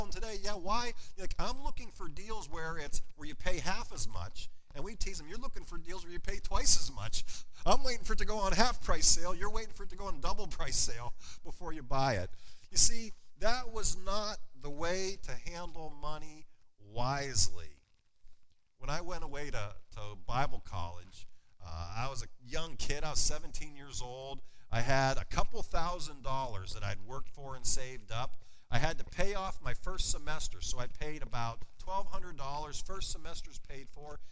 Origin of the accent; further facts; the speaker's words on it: Wattsburg, Pennsylvania, United States; my hometown. Anybody ever been to or heard of Wattsburg, Pennsylvania before?